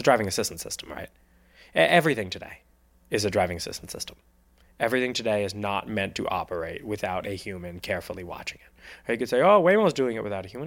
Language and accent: English; New Jersey, United States; I'm from New Jersey.